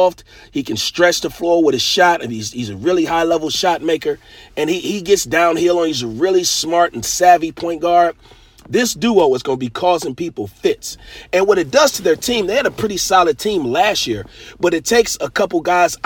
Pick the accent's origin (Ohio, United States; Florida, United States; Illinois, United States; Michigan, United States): Michigan, United States; Detroit; I'm from Detroit, in the Metro Detroit, Michigan, Midwest area